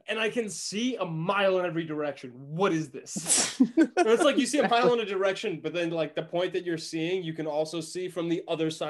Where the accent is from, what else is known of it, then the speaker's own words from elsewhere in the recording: Massachusetts, United States; One was Woods Hole in Massachusetts, which is where I'm from. I'm originally from Massachusetts.